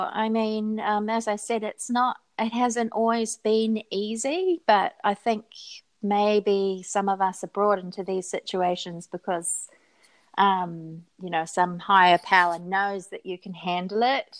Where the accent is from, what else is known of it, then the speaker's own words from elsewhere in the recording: New Zealand; And I think it's so easy for people to look at us as New Zealanders or as English-speaking people and just assume that we are teachers.